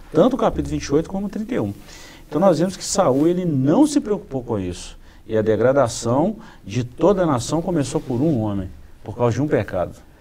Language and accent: Portuguese; Brazil; nós como brasileiros, como cidadãos brasileiros